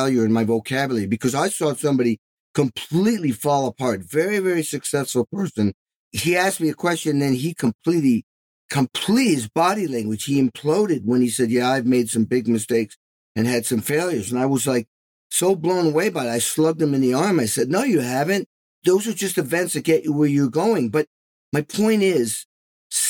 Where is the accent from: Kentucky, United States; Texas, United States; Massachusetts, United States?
Massachusetts, United States; Western; also born or lived in Albany; I grew up in Western Mass